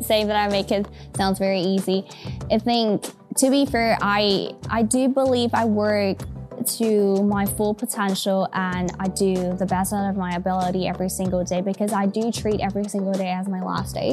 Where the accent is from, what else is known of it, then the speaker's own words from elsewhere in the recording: Taiwan; I think growing up in Taiwan really changed a lot of things